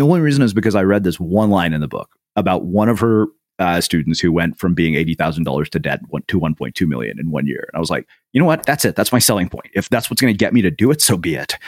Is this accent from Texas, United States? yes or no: yes; a small Texas town, United States; as an Indian kid in a small Texas town